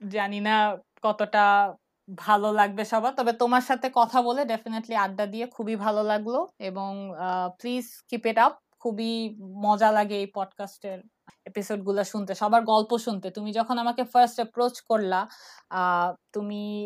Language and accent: Bangla; Dhaka, Dhaka Division, Bangladesh; moved away as an adult; আমার জন্ম আর আমার বেড়ে ওঠা হচ্ছে ঢাকা ইউনিভার্সিটি ক্যাম্পাসে